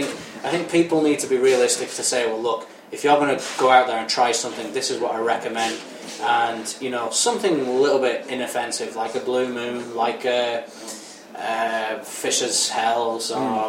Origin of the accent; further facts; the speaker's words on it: Northern England, United Kingdom; Obviously, growing up in Northern England, you definitely get good Indian food.